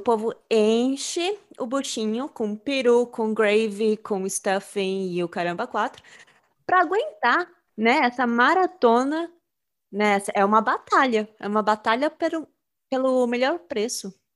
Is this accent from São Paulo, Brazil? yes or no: yes; São Paulo, Brazil; moved away; eu cresci em São Paulo